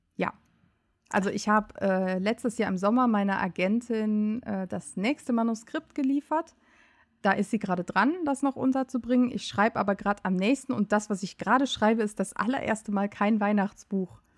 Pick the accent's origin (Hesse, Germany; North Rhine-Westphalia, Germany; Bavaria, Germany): North Rhine-Westphalia, Germany; Euskirchen; moved away as an adult; now in Cologne, Germany; ich komme äh, aus Euskirchen. In Euskirchen bin ich groß geworden